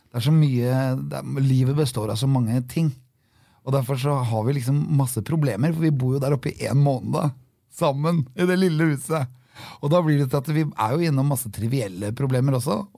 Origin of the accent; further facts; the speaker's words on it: Norway; Og så er det det at alt er Norges land. Og vi er nordmenn. Og da kan vi være overalt.